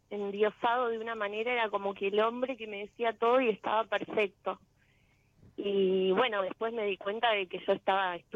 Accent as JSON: {"language": "Spanish", "town": "General Pacheco", "region": "Buenos Aires Province", "country": "Argentina", "said": "De Pacheco"}